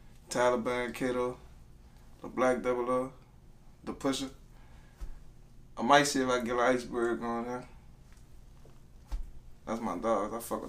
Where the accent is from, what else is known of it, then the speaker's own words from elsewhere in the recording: New Orleans, Louisiana, United States; I'm from Sarantino, I'm from Girtown. That's where we grew up at.